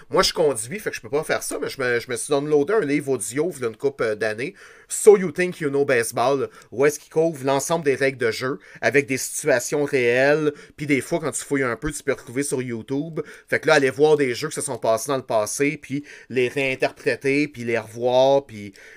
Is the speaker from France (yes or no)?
no; Quebec, Canada; on est juste des Québécois